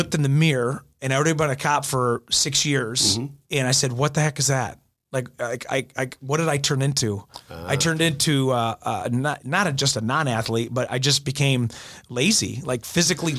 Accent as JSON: {"language": "English", "town": "Goodrich", "region": "Michigan", "country": "United States", "tie": "born or raised there", "also_born_or_lived": "Ohio / Grand Blanc", "said": "I started playing summer ball in Goodrich. That's where I grew up as a kid and then transferred to Grand Blanc"}